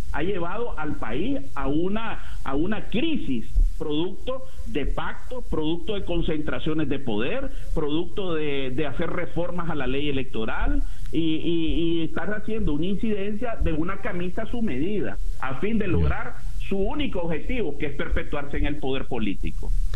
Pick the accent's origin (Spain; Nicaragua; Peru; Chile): Nicaragua; now in Costa Rica; como nicaragüense